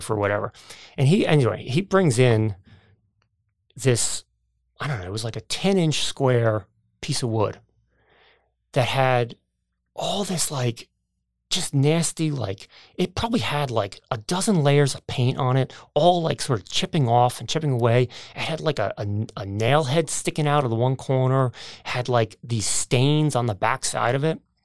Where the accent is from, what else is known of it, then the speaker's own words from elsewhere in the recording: United States; also born or lived in New Jersey; growing up outside of New York City